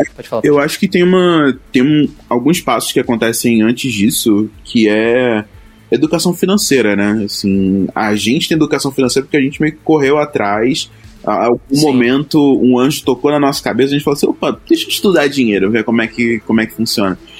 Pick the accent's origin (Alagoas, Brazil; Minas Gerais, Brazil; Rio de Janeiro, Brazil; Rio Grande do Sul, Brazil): Rio de Janeiro, Brazil; Duque de Caxias; eu vim da periferia do Rio de Janeiro, lá de Caxias, a minha família inteira